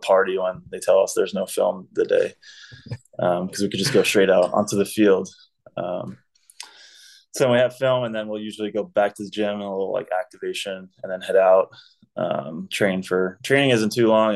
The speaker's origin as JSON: {"language": "English", "country": "United States", "said": "being an American"}